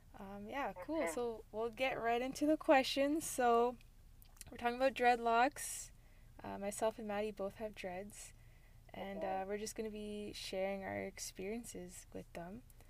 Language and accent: English; Ontario, Canada; I'm hailing from Ontario, Canada, with roots in Jamaica, West Africa, and India.